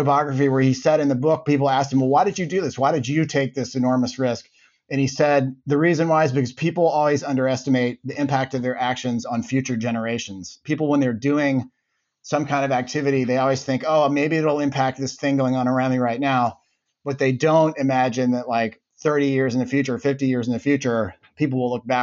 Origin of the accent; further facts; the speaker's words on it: Birmingham, Alabama, United States; moved away as an adult; also born or lived in Cambridge, Massachusetts; I grew up in Birmingham, Alabama.